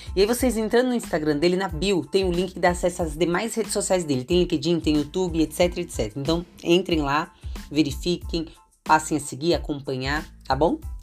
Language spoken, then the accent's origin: Portuguese; São Paulo, Brazil; eu sou de São Paulo capital